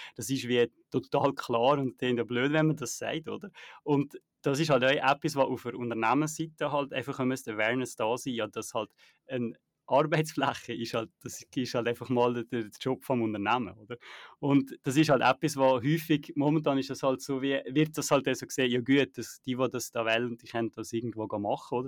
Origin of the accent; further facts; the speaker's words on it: Naters, Valais, Switzerland; moved away; Naters äh, Wallis, wenn ich halt äh, mal zurück in, in meiner Heimat